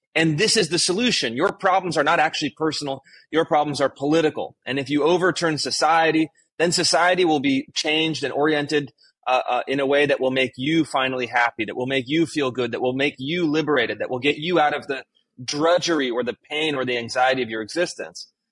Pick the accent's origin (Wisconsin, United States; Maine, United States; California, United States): California, United States; Sacramento; moved away as an adult; also born or lived in Washington D.C. / Bay Area / Los Angeles / Pacific Northwest; I grew up in, in Sacramento, California